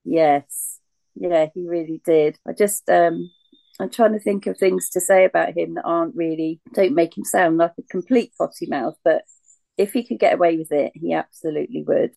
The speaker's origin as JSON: {"language": "English", "town": "Reading", "region": "South East England", "country": "United Kingdom", "tie": "born or raised there", "said": "I grew up in Reading"}